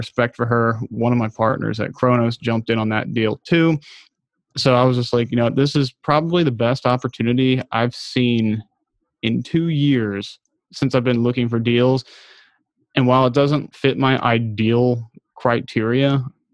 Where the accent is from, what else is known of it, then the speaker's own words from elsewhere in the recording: United States; also born or lived in Baltimore, Maryland; I grew up outside of Washington, D.C.